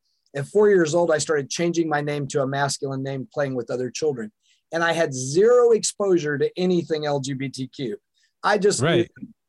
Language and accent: English; the South, United States; now in Seattle, United States; I was born in the Bible Belt in the South, and that's an interesting place to grow up